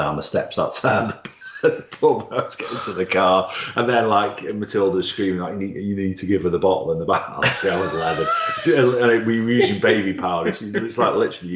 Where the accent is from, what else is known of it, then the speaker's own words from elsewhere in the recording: Stoke-on-Trent, West Midlands, United Kingdom; less than 1.4 miles from where I was born in Bursley